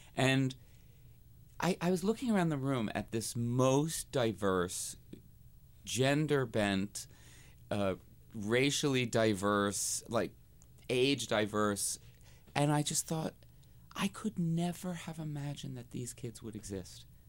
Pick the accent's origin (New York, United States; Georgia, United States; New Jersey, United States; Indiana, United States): New Jersey, United States; when I was a little queen growing up in New Jersey